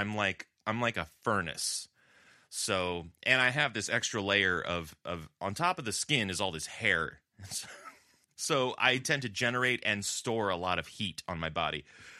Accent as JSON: {"language": "English", "region": "Southern California", "country": "United States", "tie": "born or raised there", "moved": "yes", "lives_now": "Buffalo, United States", "said": "in Southern California, where I grew up, this is the time of year where you're starting to get the Santa Ana winds coming in."}